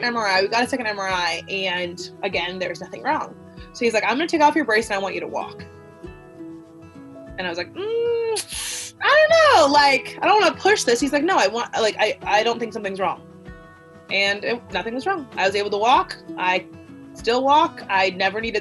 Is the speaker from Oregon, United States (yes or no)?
yes; Salem, Oregon, United States; moved away as an adult; now in Walla Walla, United States; I'm from Salem, Oregon originally